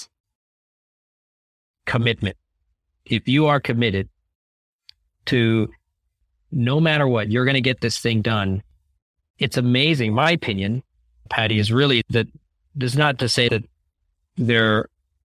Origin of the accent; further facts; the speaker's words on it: California, United States; California where I grew up and went to college.